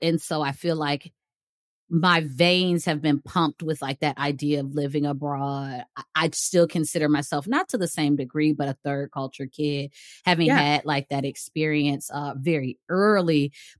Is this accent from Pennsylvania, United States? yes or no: no; Detroit, Michigan, United States; moved away as an adult; also born or lived in Germany; I'm originally from Metro Detroit. So, You know, I'm from Michigan. I love home